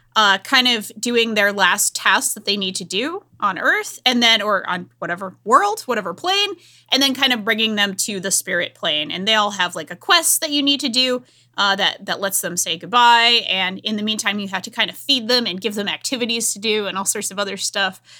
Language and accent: English; Rhode Island, United States; a woman from Rhode Island